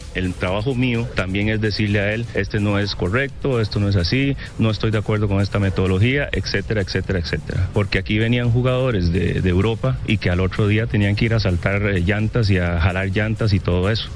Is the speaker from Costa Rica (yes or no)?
yes; Costa Rica; Yo soy un costarricense muy respetuoso